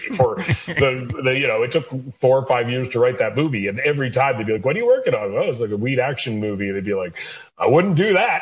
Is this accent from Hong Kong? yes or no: no; Canada; moved away as an adult; now in United States; I'm a Canadian person who left Canada to produce American content.